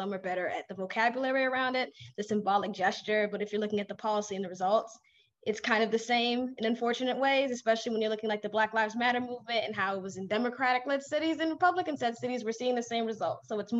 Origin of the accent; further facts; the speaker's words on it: Bowie, Maryland, United States; my hometown is Bowie, Maryland.